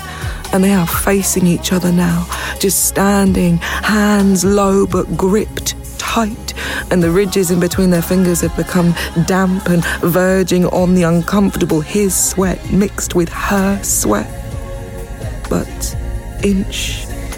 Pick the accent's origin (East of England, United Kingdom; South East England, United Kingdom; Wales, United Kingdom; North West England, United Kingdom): East of England, United Kingdom; Watford; now in Birmingham, United Kingdom; I grew up in Watford